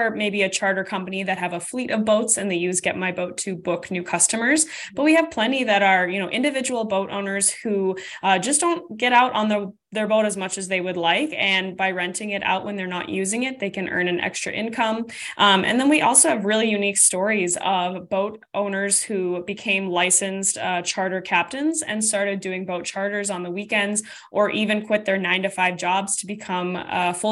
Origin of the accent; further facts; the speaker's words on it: Minnesota, United States; I'm from Minnesota, so we have tons of lakes here